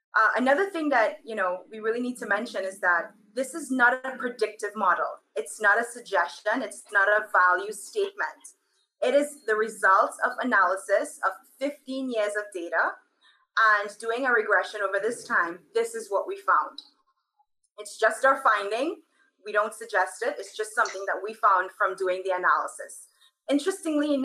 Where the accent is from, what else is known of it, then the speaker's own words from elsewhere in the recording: Trinidad & Tobago; moved away; I am from Trinidad and Tobago.